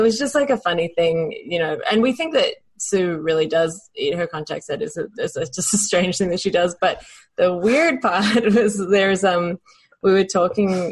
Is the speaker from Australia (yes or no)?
yes; Adelaide, South Australia, Australia; in Adelaide, Australia, just in, in the suburbs